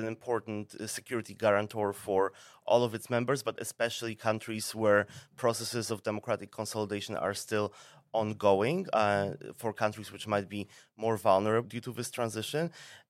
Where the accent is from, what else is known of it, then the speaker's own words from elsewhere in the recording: Poland; English is a second language; I come from Poland, and that is something that is quite typical to the European experience. You know, we have to be aware that our mother tongues are minority languages, usually spoken only within a rather limited population of our country.